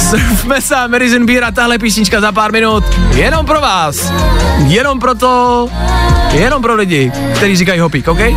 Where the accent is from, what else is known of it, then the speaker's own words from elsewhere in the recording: Karlovy Vary, Karlovy Vary Region, Czechia; now in Prague, Czech Republic; No, já pocházím z Karlových varů, žiju dlouhodobě